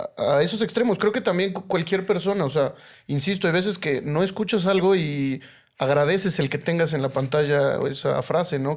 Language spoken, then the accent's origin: Spanish; Mexico City, Mexico; soy Chilango